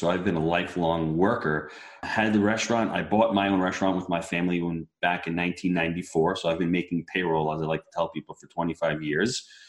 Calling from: St. Augustine, Florida, United States; St. Augustine, Florida.

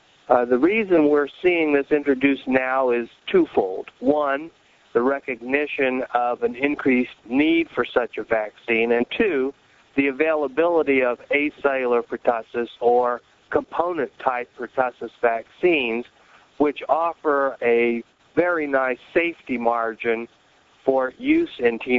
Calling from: Rochester, New York, United States; So I'm calling from Rochester, New York.

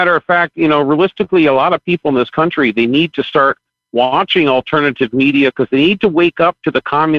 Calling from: Fort Lauderdale, Florida, United States; Hi, … from Fort Lauderdale, Florida.

